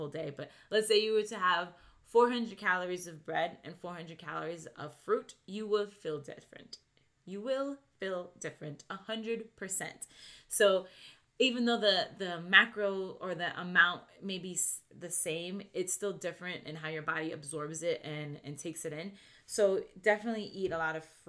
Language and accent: English; New York, United States; I grew up in New York